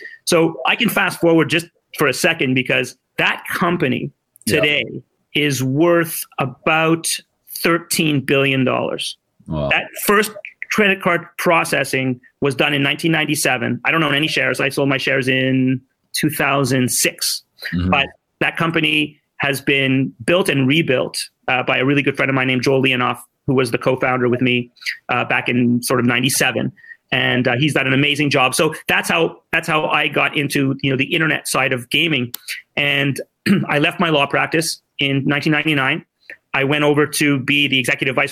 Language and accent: English; Montreal, Quebec, Canada; also born or lived in Ottawa; I'm a 55-year-old, born and bred in Montreal